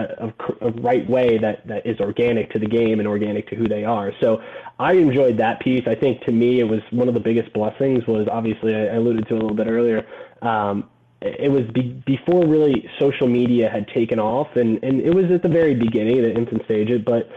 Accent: Gainesville, Florida, United States; also born or lived in Orlando, Florida; I grew up in Gainesville, Florida

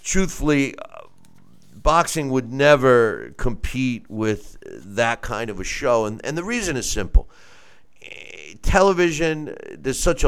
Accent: United States; I'm an Italian-American and I'm an American first

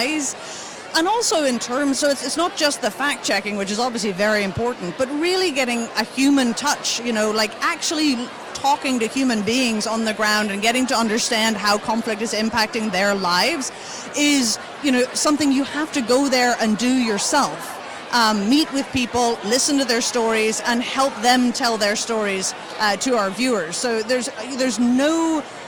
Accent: Northern Ireland, United Kingdom; moved away; I was growing up in rural Northern Ireland

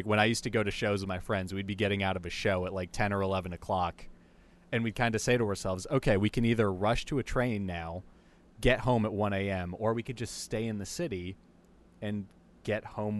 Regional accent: Bergen County, New Jersey, United States; So I'm actually born and raised in New Jersey, part of northern New Jersey in Bergen County, which is just like, I mean, it's your average suburb. It's upper middle class. It's really close to New York City.

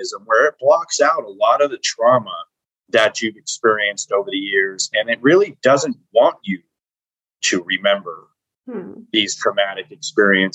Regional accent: Las Vegas, Nevada, United States; I was raised in Las Vegas, Nevada.

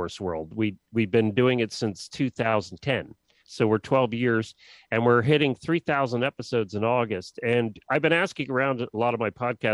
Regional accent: Lancaster County, Pennsylvania, United States; I grew up in Lancaster County, Pennsylvania

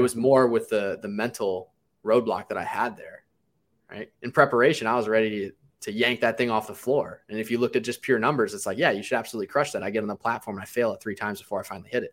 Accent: Cleveland, Ohio, United States; I grew up in Cleveland, Ohio

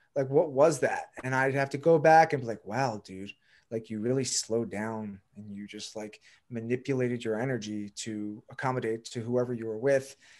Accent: Pikesville, Maryland, United States; So, from Baltimore, Maryland, grew up in, like, the Jewish suburbs here in Pikesville.

